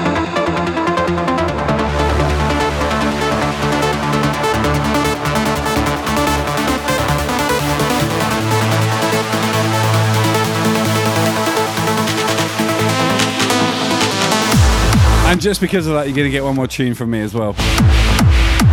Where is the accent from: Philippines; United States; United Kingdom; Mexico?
United Kingdom; England; I come from England